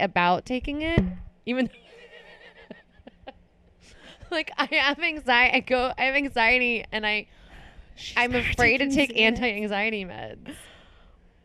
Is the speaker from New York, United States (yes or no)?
no; Florida, United States; moved away; I'm from Florida